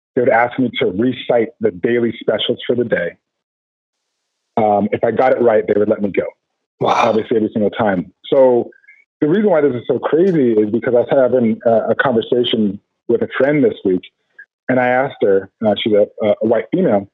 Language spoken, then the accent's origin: English; Arvada, Colorado, United States; I grew up in Arvada, Colorado